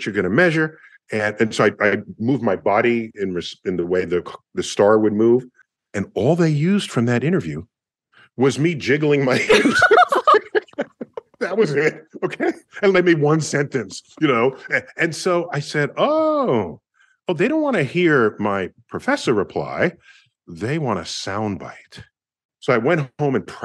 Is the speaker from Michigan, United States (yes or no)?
no; New York, United States; I'm from New York